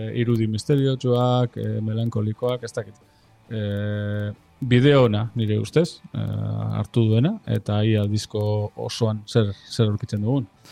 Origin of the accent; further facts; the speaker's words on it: Lemoa, Basque Country, Spain; nire herrian jotzen du, nire txetik gertu